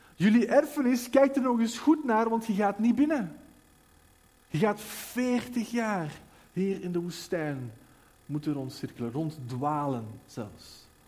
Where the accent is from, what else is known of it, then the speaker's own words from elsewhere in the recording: Belgium; wij als België